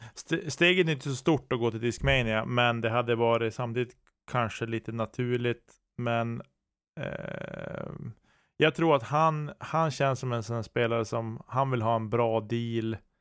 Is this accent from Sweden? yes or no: yes; Norrland, Sweden; jag som norrlänning